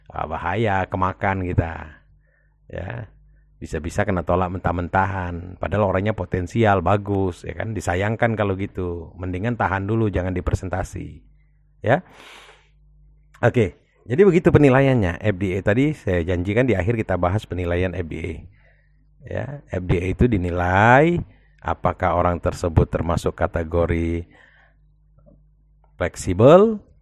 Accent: Palembang, South Sumatra, Indonesia

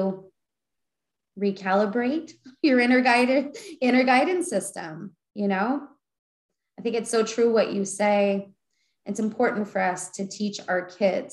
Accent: Winnipeg, Manitoba, Canada; I was born in Winnipeg

